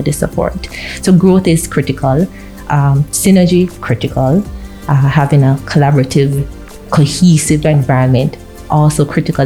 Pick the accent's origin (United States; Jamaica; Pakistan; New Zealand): Jamaica; Kingston; No, I'm not from St. Anne. I am Kingston bred, born and bred.